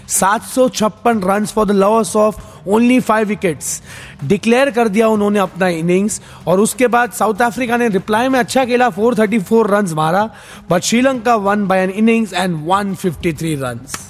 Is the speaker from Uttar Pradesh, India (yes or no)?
no; Mumbai, Maharashtra, India; मैं खुद मुंबई से हूं